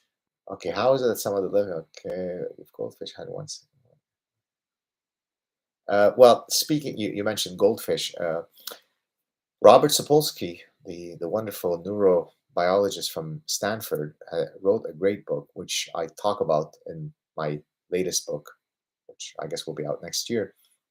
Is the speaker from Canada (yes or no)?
no; Lebanon; also born or lived in Southern California; Puerto Rico doesn't sound like a bad place because we're from Lebanon. I've lived in Southern California.